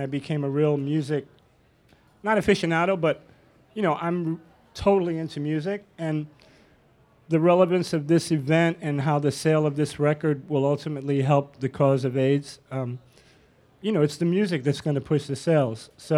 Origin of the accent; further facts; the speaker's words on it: New York City, New York, United States; growing up in New York City